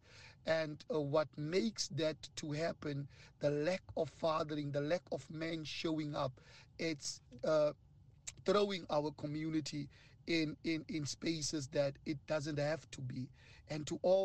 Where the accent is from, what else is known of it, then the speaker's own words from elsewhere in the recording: Northern Cape, South Africa; I'm from the Northern Cape